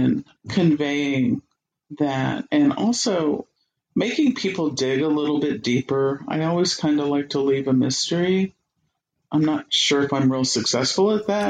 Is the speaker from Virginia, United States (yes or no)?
yes; Alexandria, Virginia, United States; now in Columbia, United States; I grew up in Washington, D.C., in Alexandria